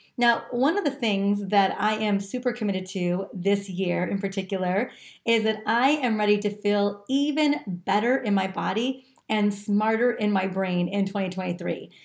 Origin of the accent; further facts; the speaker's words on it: California, United States; growing up in California my entire life